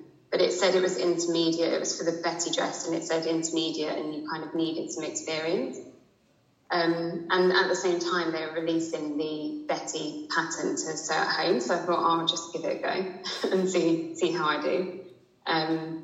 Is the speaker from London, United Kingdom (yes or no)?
yes; Chingford, London, United Kingdom; also born or lived in Nottingham; so I'm from East London, so I grew up in Chingford